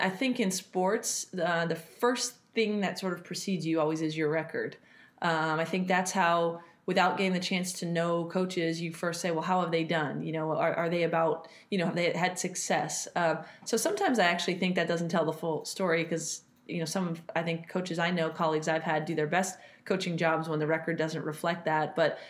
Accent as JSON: {"language": "English", "region": "California", "country": "United States", "said": "obviously I came from the Bay and have a great relationship with Steve Kerr."}